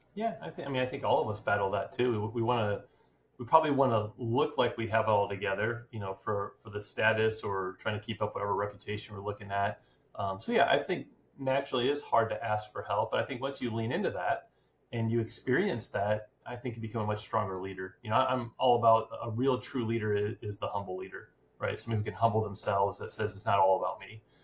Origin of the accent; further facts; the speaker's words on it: Fort Wayne, Indiana, United States; I grew up here in Fort Wayne, Indiana, so went to Homestead High